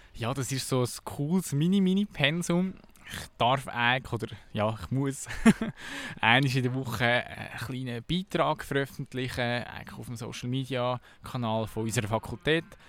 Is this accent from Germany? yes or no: no; Kerns, Obwalden, Switzerland; also born or lived in Melchtal / Sarnen / Lucerne; Ich bin im tiefsten Melchtal aufgewachsen, bis, bis ich fünf war. Und plötzlich bin ich irgendwie auf Kerns gekommen, dann bin ich auf Sarne in das Gimme